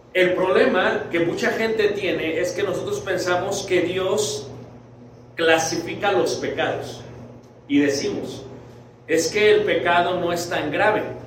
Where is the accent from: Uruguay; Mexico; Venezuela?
Mexico; Mexico City; Yo soy de Ciudad de México